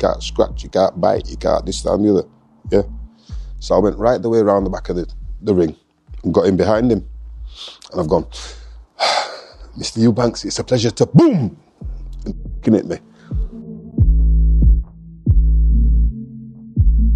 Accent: Leeds, Yorkshire and the Humber, United Kingdom; Born and bred in Leeds

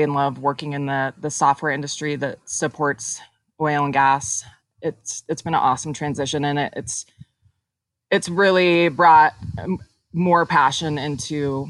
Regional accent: Boulder, Colorado, United States; moved away as an adult; also born or lived in Charlotte, North Carolina; I'm born and raised in Boulder, Colorado

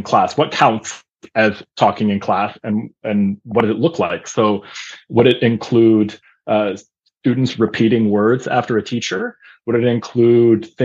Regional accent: Vienna, Austria; first language German; moved away; I grew up in Vienna, Austria. So German was one of my first languages growing up

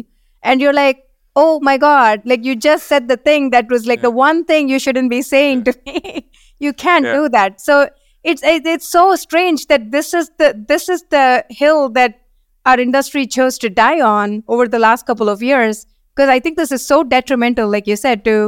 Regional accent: India; both Sriram and I grew up in India. DEI was not a thing there.

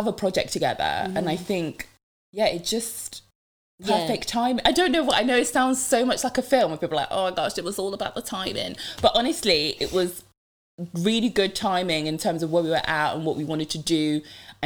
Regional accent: Devon, South West England, United Kingdom; first language French; English is a second language; also born or lived in Democratic Republic of the Congo; I'm Congolese, so from the Democratic Republic of Congo, and yeah, but grew up in Devon.

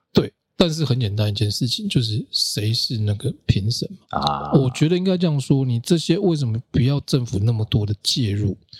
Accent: Kaohsiung, Taiwan; 我小时候，我是高雄人

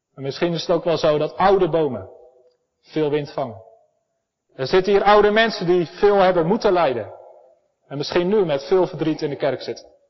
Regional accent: Elspeet, Gelderland, Netherlands; ik kom uit Elspet. We hebben prachtige bossen vol met herten

